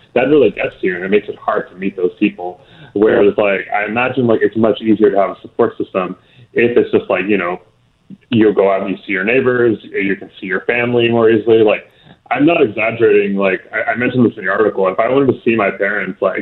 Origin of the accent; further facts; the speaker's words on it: Houston, Texas, United States; I'm from Houston, born and raised here